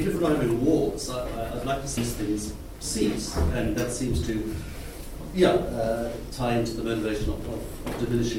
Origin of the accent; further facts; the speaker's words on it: South Africa; So I come from Africa